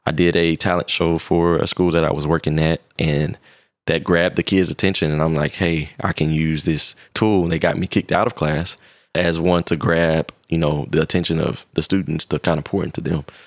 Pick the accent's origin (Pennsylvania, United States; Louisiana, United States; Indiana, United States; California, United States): Indiana, United States; Indianapolis; I'm originally from Indianapolis, Indiana, and I lived in a pretty rough neighborhood starting out